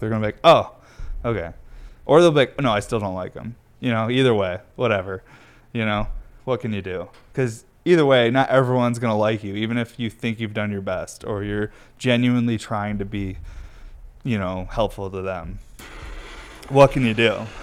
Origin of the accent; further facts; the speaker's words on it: New York, United States; moved away; I'm from New York